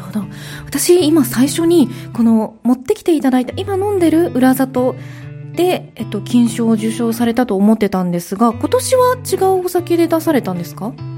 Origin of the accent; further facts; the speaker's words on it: Kansai, Japan; 私関西が地元なので